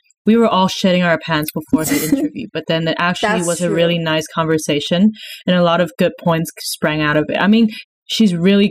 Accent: Berlin, Germany; I grew up in Berlin.

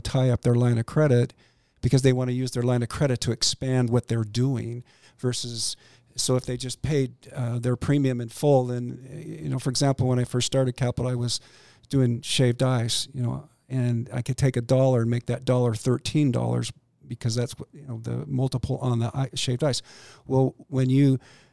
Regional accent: Boise, Idaho, United States; also born or lived in Pocatello, Idaho / Seattle, Washington; I grew up in Boise

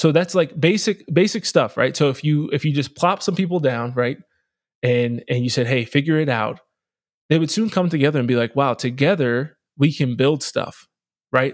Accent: Harrisburg, Pennsylvania, United States; inner city poverty where I grew up in Harrisburg

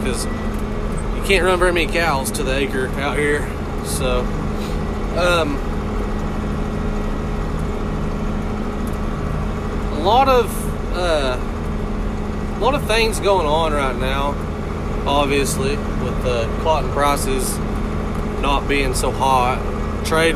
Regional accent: Hobart, Oklahoma, United States; I'm from Hobart, Oklahoma. I grew up on a farm

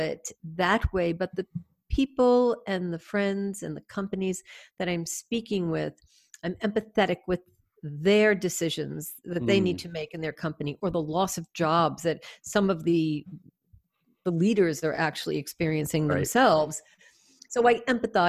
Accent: United States; I'm from the States

